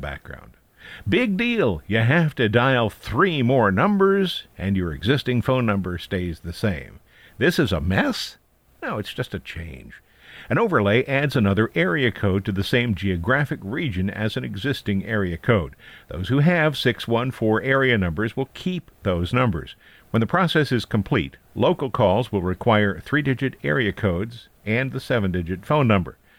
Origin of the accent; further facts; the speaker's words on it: Ohio, United States; moved away; my hometown got a new area code, nine three seven